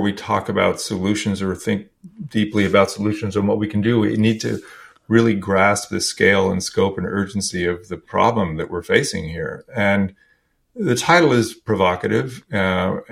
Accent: California, United States; I grew up in California, and I grew up in a very kind of conservative family

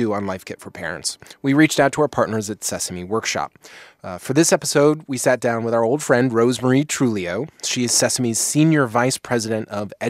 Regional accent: Midwest, United States; growing up in the Midwest

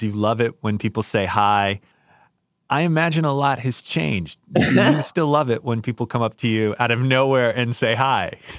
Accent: Chicago, Illinois, United States; I grew up in Chicago

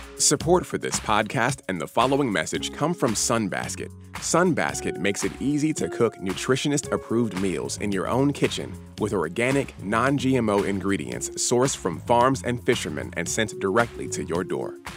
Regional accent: New Jersey, United States; moved away; I grew up mostly in New Jersey

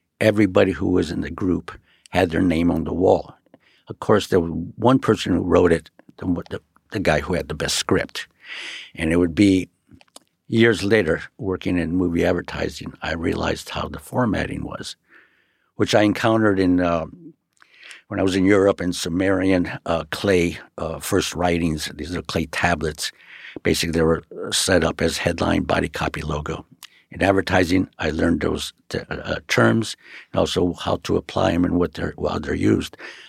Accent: Los Angeles, California, United States; I was born on Queen of Angels, on Beaudry and Sunset, in Chinatown. I have a twin brother. We were both raised there in Chinatown until about five, and then we moved up the river, the Royal Seco River, Highland Park, Avenue 60.

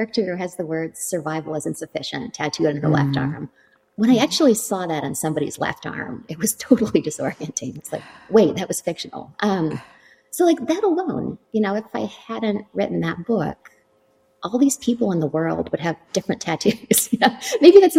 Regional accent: Canada; moved away as an adult; also born or lived in Toronto, Canada; now in New York City, United States; I'm from Canada and I trained in contemporary dance.

